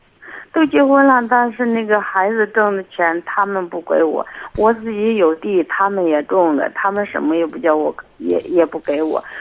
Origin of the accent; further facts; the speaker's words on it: Xinji, Hebei, China; 我是那个新集的。